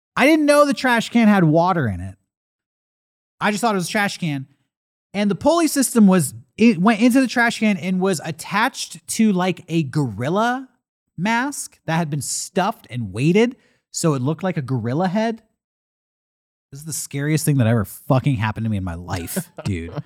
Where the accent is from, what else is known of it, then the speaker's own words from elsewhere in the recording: Santee, California, United States; We went to the Walmart in Santee, my hometown